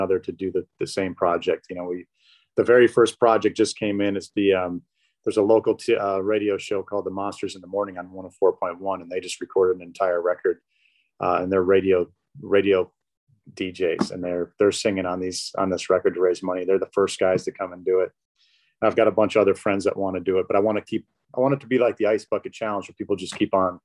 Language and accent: English; Detroit, Michigan, United States; moved away; also born or lived in Chicago; I grew up in Detroit